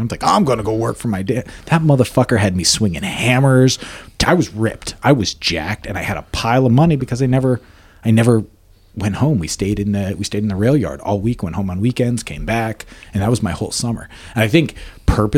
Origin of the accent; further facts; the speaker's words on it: the Poconos, Pennsylvania, United States; moved away as an adult; Grew up in the Poconos.